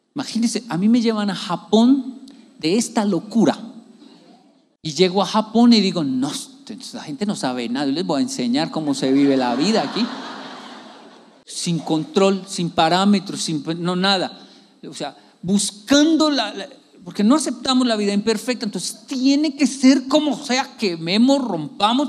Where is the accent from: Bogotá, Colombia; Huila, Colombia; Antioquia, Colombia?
Bogotá, Colombia; uno que es de barrio